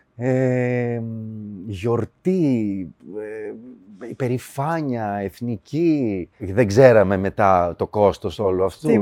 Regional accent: Ioannina, Epirus, Greece; moved away as an adult; now in Alimos, Greece; εκεί πήγα σχολείο, τελείωσα. Ε, δηλαδή 18 χρονών έφυγα από Ιωάννινα

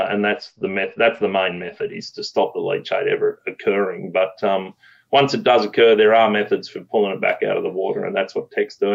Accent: Australia; moved away as an adult; now in Canada; I grew up fishing rivers in Australia. I came to Canada 15 years ago

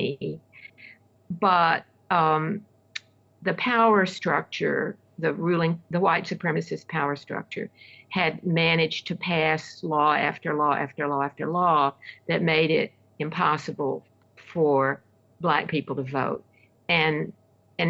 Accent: Centerville, Alabama, United States; also born or lived in Selma, Alabama; My hometown where I grew up is Centerville, Alabama

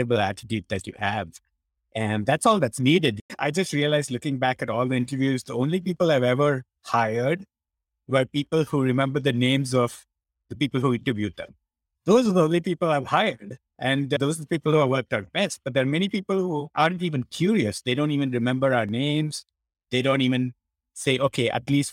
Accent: India; moved away; the way I was brought up in India when I was growing up

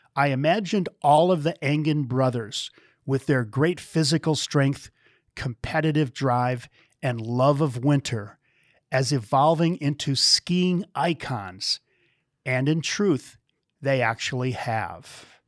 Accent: Wisconsin, United States; moved away; I'm a flatlander myself. I grew up in Wisconsin

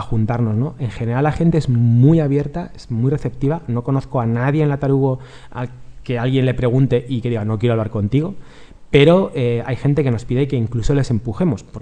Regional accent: Galicia, Spain; somos gallegos.

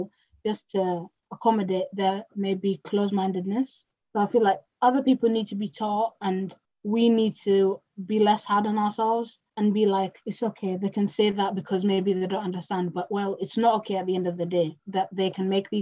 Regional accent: Kenya; now in Hull, United Kingdom; I'm from Africa, that's why I'm speaking like this

